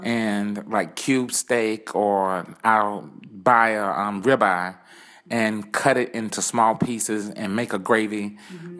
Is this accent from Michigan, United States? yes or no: no; Williston, South Carolina, United States; moved away as an adult; now in United Arab Emirates; I'm from a small town in the USA, okay. um, Williston, South Carolina